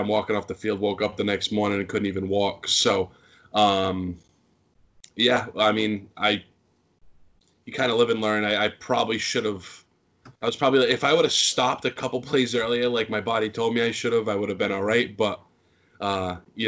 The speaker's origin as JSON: {"language": "English", "town": "Fall River", "region": "Massachusetts", "country": "United States", "tie": "born or raised there", "said": "I grew up in Fall River."}